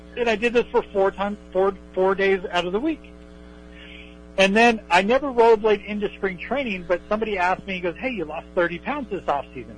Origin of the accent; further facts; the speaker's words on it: West Coast, California, United States; I grew up in the West Coast.